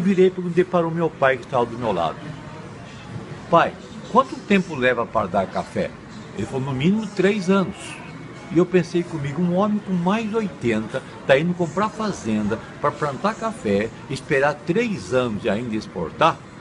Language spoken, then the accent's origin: Portuguese; Itapeva, São Paulo, Brazil; o interior onde eu morava, Itapeva